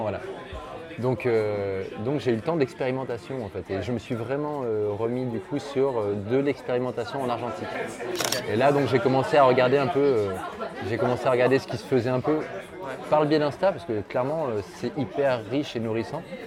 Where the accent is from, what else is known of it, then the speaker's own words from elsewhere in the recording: Lyon, Auvergne-Rhône-Alpes, France; je viens d'à côté de Lyon, du coup, je suis originaire de Lyon, je suis resté 27 ans sur Lyon